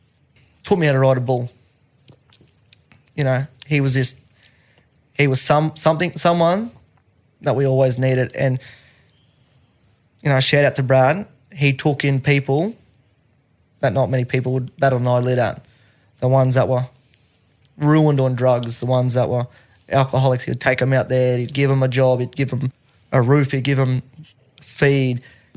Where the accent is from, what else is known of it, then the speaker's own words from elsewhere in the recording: Charleville, Queensland, Australia; born and raised in the Mulga.